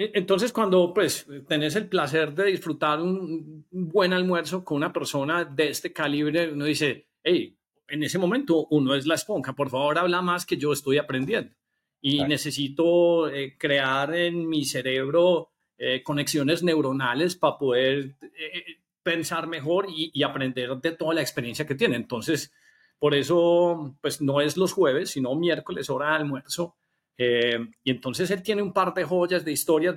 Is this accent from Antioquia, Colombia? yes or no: yes; Medellín, Antioquia, Colombia; todos los que somos de Medellín